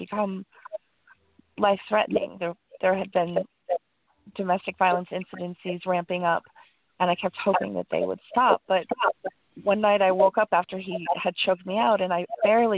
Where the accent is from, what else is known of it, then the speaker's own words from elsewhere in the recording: Colorado Springs, Colorado, United States; now in New York City, United States; I'm calling in from New York City, but you should know that I grew up in Colorado Springs